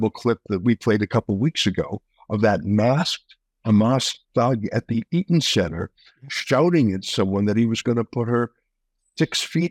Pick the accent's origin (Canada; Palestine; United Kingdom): Canada; as a Canadian